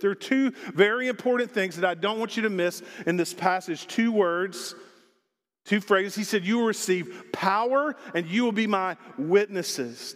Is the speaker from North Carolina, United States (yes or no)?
no; Arkansas, United States; also born or lived in Texas / South Dakota; now in Longmont, United States; I grew up in Arkansas